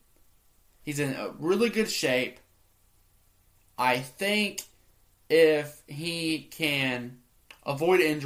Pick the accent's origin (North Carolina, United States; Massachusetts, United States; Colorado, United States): North Carolina, United States; Charlotte; Charlotte, my hometown.